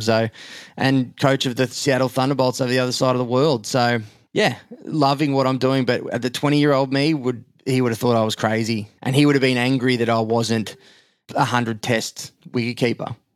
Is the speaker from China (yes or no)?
no; Australia; I'm in the middle as the Aussie